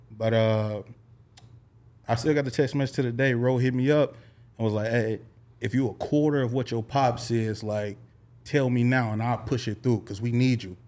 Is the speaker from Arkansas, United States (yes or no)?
yes; Little Rock, Arkansas, United States; moved away; I hail from Little Rock, Arkansas, man. five oh one to the death of me